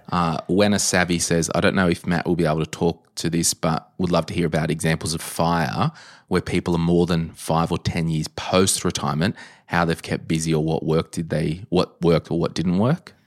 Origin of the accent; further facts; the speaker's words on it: Berkeley Vale, New South Wales, Australia; I grew up in Berkeley Vale